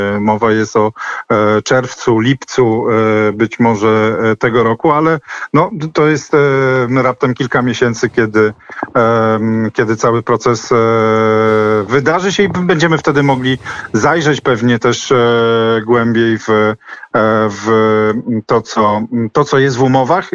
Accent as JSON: {"language": "Polish", "town": "Gdańsk", "region": "Pomeranian Voivodeship", "country": "Poland", "said": "jestem z Gdańska"}